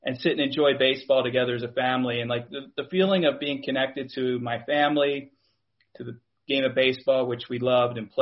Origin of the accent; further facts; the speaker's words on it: Philadelphia, Pennsylvania, United States; moved away; also born or lived in Bay Area, California; we did grow up in the Philadelphia area